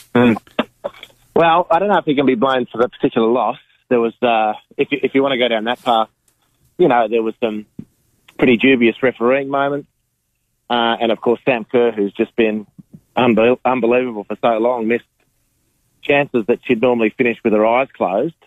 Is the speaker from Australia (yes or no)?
yes; Australia